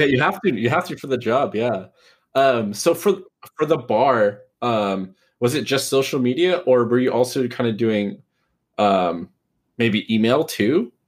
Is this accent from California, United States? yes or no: yes; Pleasanton, California, United States; now in Livermore, United States; in the Bay? Because that's where I'm from and grew up.